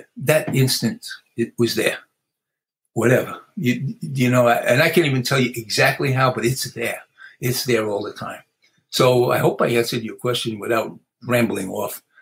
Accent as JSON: {"language": "English", "town": "New York City", "region": "New York", "country": "United States", "tie": "born or raised there", "said": "I grew up in the South Bronx"}